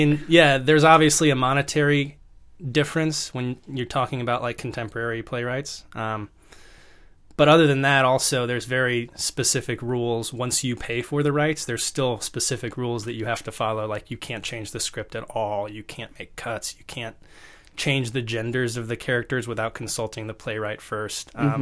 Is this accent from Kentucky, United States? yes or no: no; Virginia, United States; now in New York, United States; I'm from Virginia originally, okay. Northern Virginia. A small, small town in Northern Virginia, rural area.